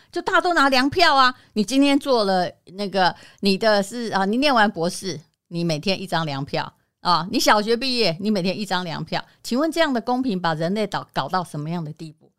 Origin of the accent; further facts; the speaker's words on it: Yilan County, Taiwan; now in Taipei, Taiwan; 我也是宜兰人啊，我的意思说我也是在很乡下的地方